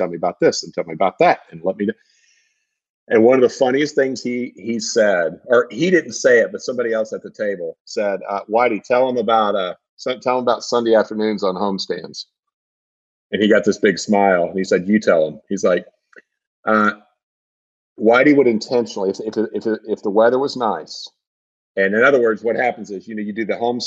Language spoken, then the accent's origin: English; Southern Illinois, United States; I grew up in Southern Illinois, which is like about 2 hours southeast of St. Louis